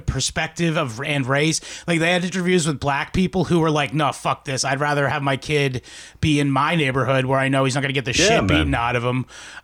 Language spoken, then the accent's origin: English; Brockton, Massachusetts, United States; also born or lived in Stoughton, Massachusetts; I'm from Brockton